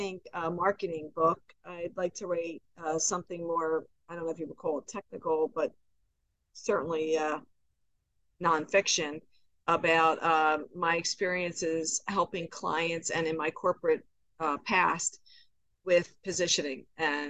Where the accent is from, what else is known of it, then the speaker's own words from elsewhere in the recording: Philadelphia, Pennsylvania, United States; I grew up in Philadelphia